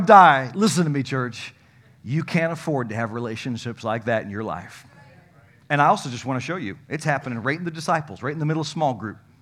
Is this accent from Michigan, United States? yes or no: yes; Comstock Park, Michigan, United States; I grew up in Comstock Park